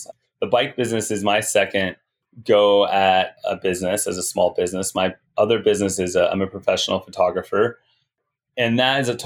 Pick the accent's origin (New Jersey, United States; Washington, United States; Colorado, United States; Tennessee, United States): Colorado, United States; Glenwood Springs; Glenwood Springs, my hometown